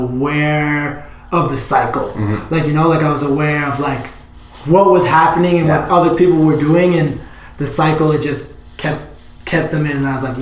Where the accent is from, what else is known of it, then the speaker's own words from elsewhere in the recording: Edmonton, Alberta, Canada; I was born and raised in Edmonton